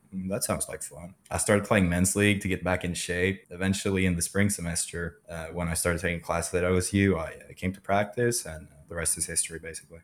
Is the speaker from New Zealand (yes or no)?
no; Sweden; moved away as an adult; also born or lived in Tulsa, Oklahoma / California; now in Oklahoma, United States; I'm, I'm originally from Sweden.